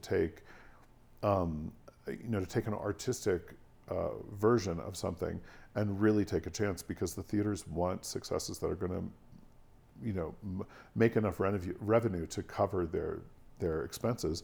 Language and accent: English; Washington, District of Columbia, United States; my hometown. So Washington